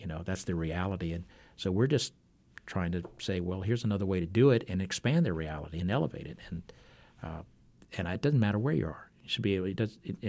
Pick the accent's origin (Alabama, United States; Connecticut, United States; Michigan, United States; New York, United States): Alabama, United States; now in Arkansas, United States; I'm originally from Alabama, but I've been fighting ever since I moved to Arkansas.